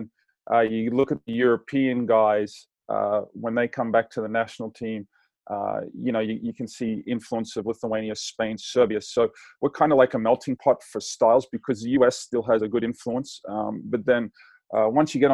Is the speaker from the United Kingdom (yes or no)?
no; Australia; now in Santa Barbara, United States; growing up in Australia, very lucky to live close to the ocean.